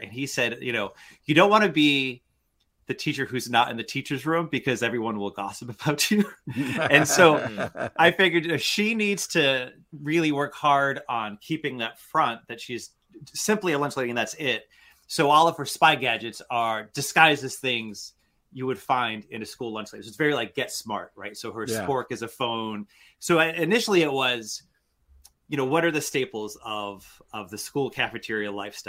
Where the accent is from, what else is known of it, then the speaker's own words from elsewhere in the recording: Worcester, Massachusetts, United States; I grew up in Worcester, Massachusetts, which is Eastern Mass, which means we don't say a-ahs.